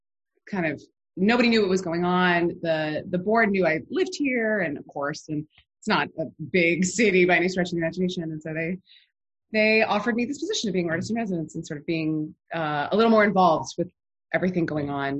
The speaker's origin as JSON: {"language": "English", "region": "New Jersey", "country": "United States", "tie": "born or raised there", "also_born_or_lived": "Brooklyn, New York / Wilmington, Delaware", "moved": "yes", "lives_now": "Charlottesville, United States", "said": "I grew up in New Jersey"}